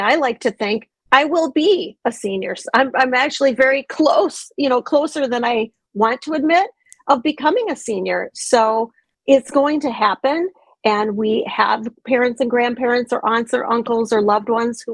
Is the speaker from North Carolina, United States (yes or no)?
no; Minnesota, United States; moved away; also born or lived in Montana / Georgia / Colorado; I grew up in Minnesota, but I've lived in Montana, Georgia, Colorado.